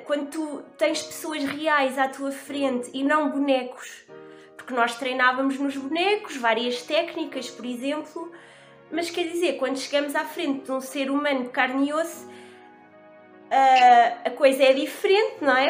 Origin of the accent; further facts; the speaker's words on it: Bombarral, Leiria District, Portugal; also born or lived in Lisbon; sou da zona do Bom Barral, um, mais especificamente de uma aldeia chamada Gambelas, do Conselho do Bom Barral. Fiz a minha fiz a escola toda na, no Bom Barral